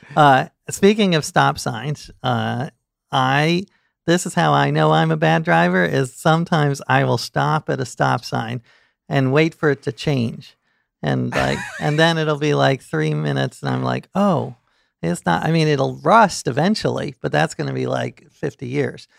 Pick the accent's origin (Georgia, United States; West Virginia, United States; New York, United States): New York, United States; New York City; I grew up in New York City